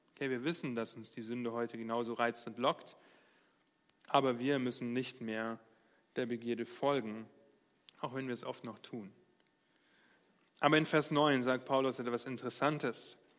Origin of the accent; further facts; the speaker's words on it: Germany; wir als Deutsche